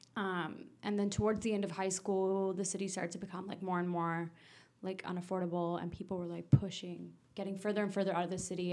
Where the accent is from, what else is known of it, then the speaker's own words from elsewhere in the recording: Vancouver, British Columbia, Canada; now in Toronto, Canada; I grew up in East Van.